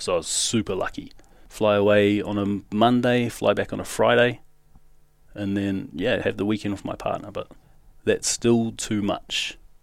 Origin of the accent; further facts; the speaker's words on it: Auckland, New Zealand; moved away as an adult; now in Western Australia, Australia; I grew up in South Auckland, so that's in New Zealand